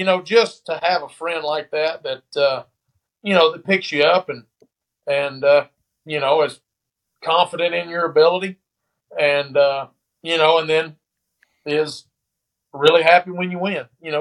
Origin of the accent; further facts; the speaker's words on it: West Point, United States; growing up around here, where growing up in West Point